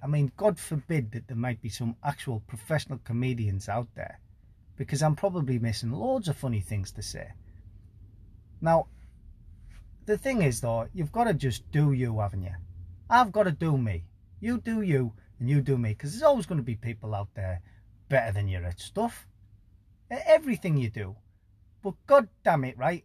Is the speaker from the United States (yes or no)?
no; Teesside, North East England, United Kingdom; I'm from Teesside, northeast of England